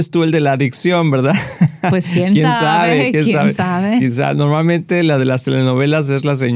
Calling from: Guanacaste, Costa Rica; Buenas, hermanos pastores. … de Guanacaste, Costa Rica. Los veo por televisión.

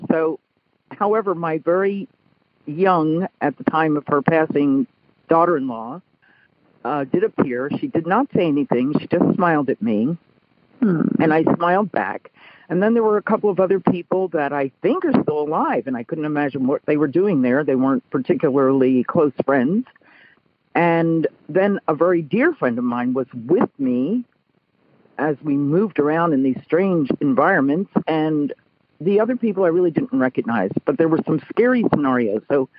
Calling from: Martinez, California, United States; I'm calling from the San Francisco Bay Area on the East Bay side from Martinez Pleasant Hill, California.

